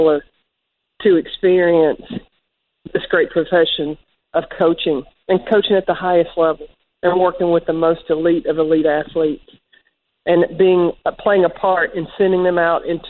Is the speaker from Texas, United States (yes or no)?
no; East Tennessee, United States; I'm growing up in East Tennessee